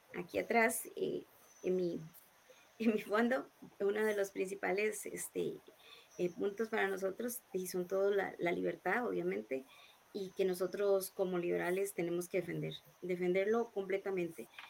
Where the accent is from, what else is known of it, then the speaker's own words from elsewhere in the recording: Montes de Oca, San José, Costa Rica; yo soy de Montes de Oca, eh, nací y he vivido toda mi vida aquí en Montes de Oca.